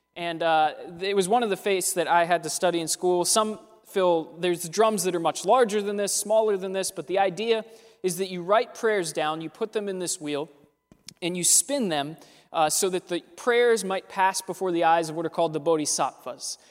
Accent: Pittsburgh, Pennsylvania, United States; We're from Pittsburgh

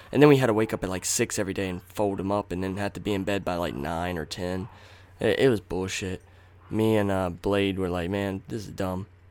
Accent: Nashville, North Carolina, United States; born or raised there; also born or lived in Rocky Mount, North Carolina

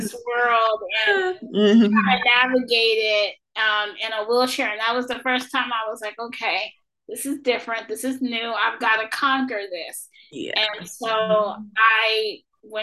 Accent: Los Angeles, California, United States; born or raised there

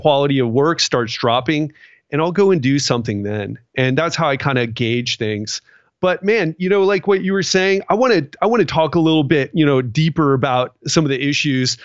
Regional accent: Miami, Florida, United States; now I'm from Miami

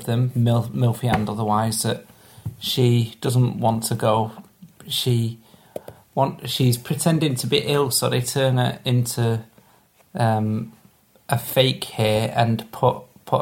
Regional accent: Manchester, North West England, United Kingdom; me being Mancunian

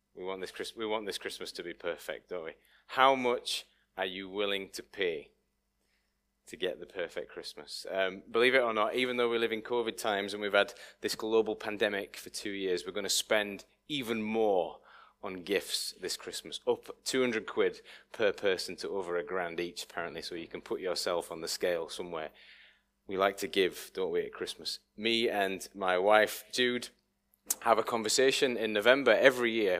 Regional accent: United Kingdom; we're quite British people, people who live on this island

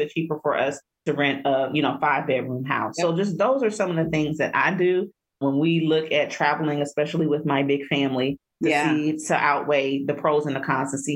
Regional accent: Cincinnati, Ohio, United States; moved away; I'm originally from Cincinnati

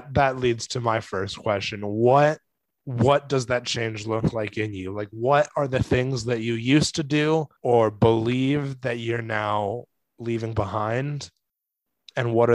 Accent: Canada; as a Canadian

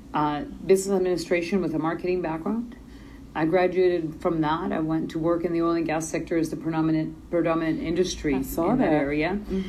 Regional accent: Canada; English is a second language; also born or lived in El Salvador; I was born in El Salvador, Central America. Okay. My parents immigrated to Canada in 1990, and I've been freezing ever since.

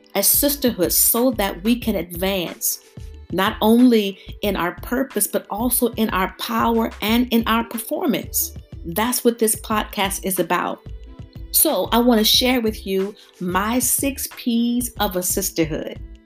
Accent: Youngstown, Ohio, United States; moved away as an adult; now in Houston, United States; I grew up in Youngstown, Ohio.

